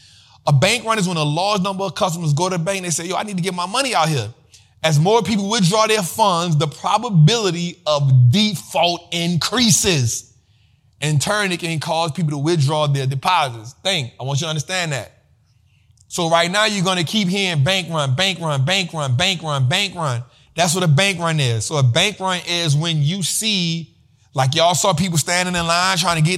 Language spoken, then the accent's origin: English; New Orleans, Louisiana, United States; I'm from New Orleans